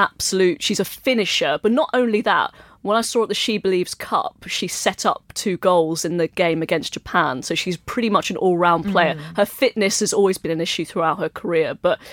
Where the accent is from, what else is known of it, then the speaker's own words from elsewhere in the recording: England, United Kingdom; as someone who was born and raised in England, it's so hard to battle against the ingrained pessimism, isn't it?